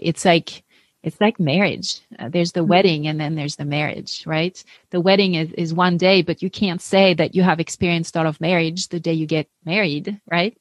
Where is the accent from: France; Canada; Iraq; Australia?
France; English is a second language; moved away as an adult; also born or lived in Paris, France; now in United States; I grew up atheist in France